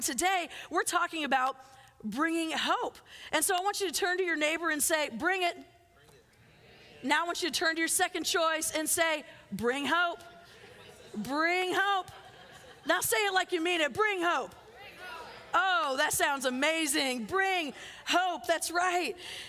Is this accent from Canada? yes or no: no; Philippines; But I loved growing up in the Philippines, and growing up on the other side of the world, you just spend time on airplanes.